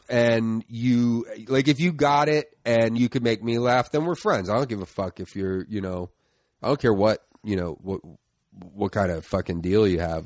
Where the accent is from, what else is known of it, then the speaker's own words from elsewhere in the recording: Philadelphia, Pennsylvania, United States; I grew up in uh, the Northeast, like Tacony, Mayfair section okay. of uh, Philly